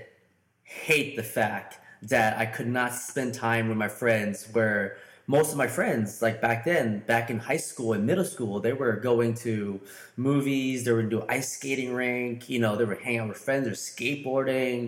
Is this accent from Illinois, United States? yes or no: no; St. Louis, Missouri, United States; I'm from St. Louis, Missouri